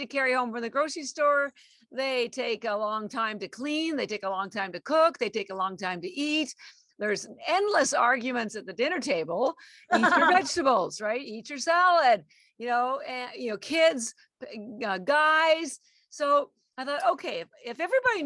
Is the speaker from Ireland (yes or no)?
no; Canada; moved away as an adult; now in Boston, United States; I live in Boston and I've been here almost 33 years, but I am actually Canadian